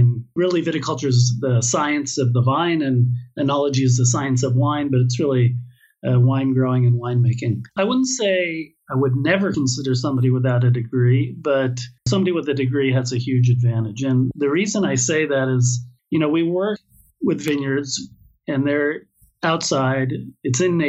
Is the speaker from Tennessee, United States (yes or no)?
no; California, United States; accent: American; moved away as an adult; now in Israel; Born and raised in California.